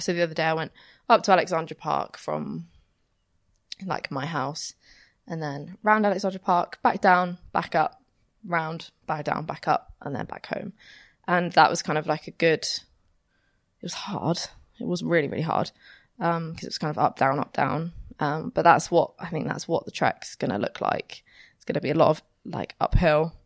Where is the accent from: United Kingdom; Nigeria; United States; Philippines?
United Kingdom; Romsey, South East England; moved away as an adult; also born or lived in Southampton; now in Bath, United Kingdom; I'm actually from Romsey